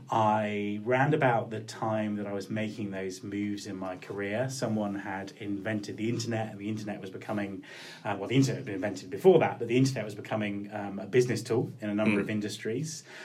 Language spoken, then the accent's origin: English; Kent, South East England, United Kingdom; moved away as an adult; also born or lived in Cornwall / Winchester; now in Scotland, United Kingdom; I lived in Cornwall till I was about eight, and then my parents moved to Kent. So um, I spent most of my formative years on the Kent coast